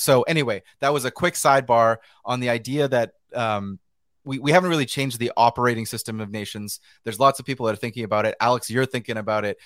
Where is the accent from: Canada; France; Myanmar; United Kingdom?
Canada; British Columbia; also born or lived in New York, United States; I'm from British Columbia in Western Canada